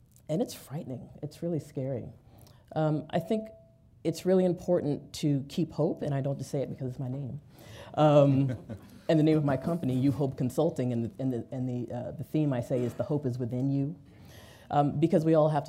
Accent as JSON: {"language": "English", "town": "New York City", "region": "New York", "country": "United States", "said": "I'm from New York City"}